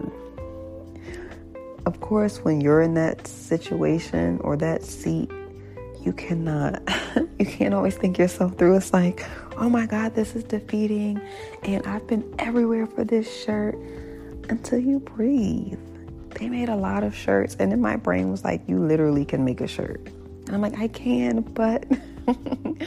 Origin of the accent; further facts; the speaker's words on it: Hampton, Virginia, United States; my hometown, Hampton, Virginia